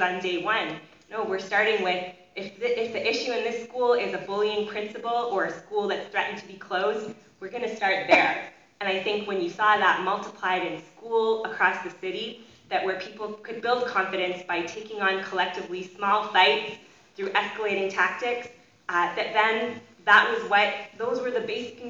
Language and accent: English; Canada; now in United States; being a Canadian, but who's working in the States